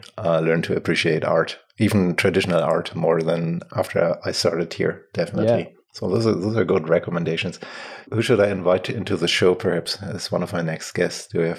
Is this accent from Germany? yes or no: yes; Germany; accent: German; English is a second language; So people got to live with my German accent too.